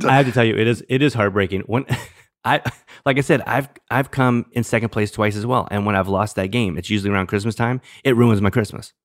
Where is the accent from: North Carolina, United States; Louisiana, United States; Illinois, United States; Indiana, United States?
Louisiana, United States; New Orleans; moved away; I'm from New Orleans, originally from New Orleans